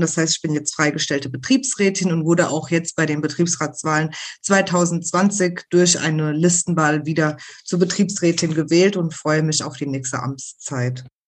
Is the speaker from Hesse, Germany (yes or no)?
yes; Rüsselsheim, Hesse, Germany; engagiere mich deswegen auch hier im, im spanischen Verein bei uns in Rüsselsheim